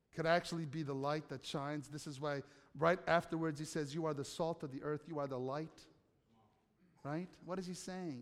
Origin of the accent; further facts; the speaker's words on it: United States; I'm an American